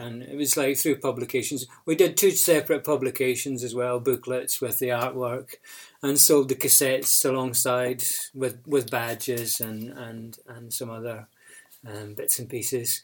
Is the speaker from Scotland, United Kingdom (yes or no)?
yes; Orkney, Scotland, United Kingdom; moved away; also born or lived in Glasgow; I'm from Orkney in Scotland, and I spent a bit of time in Glasgow